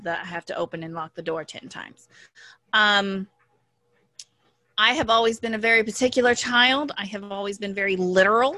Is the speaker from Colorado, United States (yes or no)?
yes; Colorado, United States; moved away as an adult; also born or lived in Washington, D.C.; I grew up in Colorado